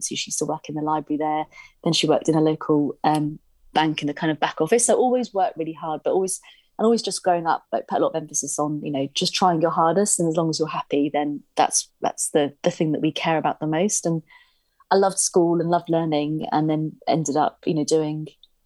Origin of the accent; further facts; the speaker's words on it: Haywards Heath, South East England, United Kingdom; now in Guildford, United Kingdom; I grew up in a really small town called Haywards Heath